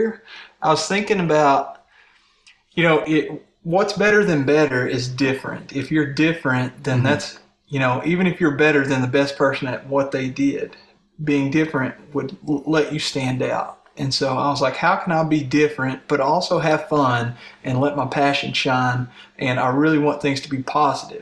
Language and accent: English; Daniel Boone National Forest area, Kentucky, United States; I grew up in this Daniel Boone National Forest area